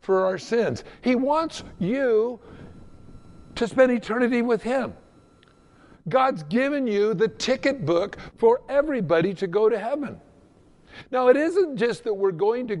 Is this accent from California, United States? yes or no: yes; Southern California, United States; I grew up in Southern California